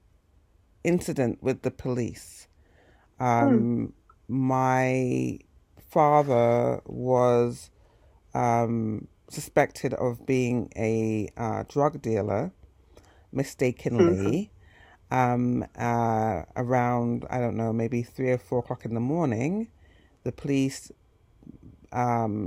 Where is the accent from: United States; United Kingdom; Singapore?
United Kingdom; Hertfordshire, East of England; moved away; where I grew up in Hertfordshire